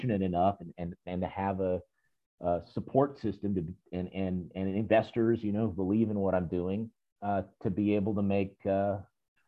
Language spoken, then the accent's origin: English; Hattiesburg, Mississippi, United States; also born or lived in Winston-Salem, North Carolina; From a very young age, I was involved in community theater in my hometown of Hattiesburg, Mississippi.